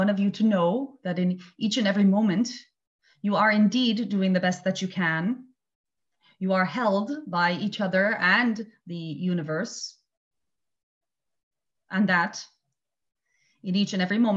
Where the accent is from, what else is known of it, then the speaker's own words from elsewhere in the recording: Montreal, Quebec, Canada; moved away as an adult; now in Italy; I'm from Montreal, Canada, but I've been living here, I think, 16 years.